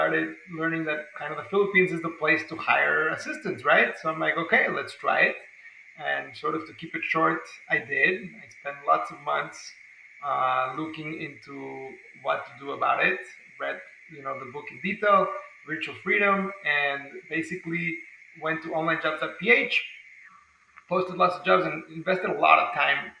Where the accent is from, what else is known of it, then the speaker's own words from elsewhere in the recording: Mexico City, Mexico; now in San Diego, United States; I'm from Mexico City myself.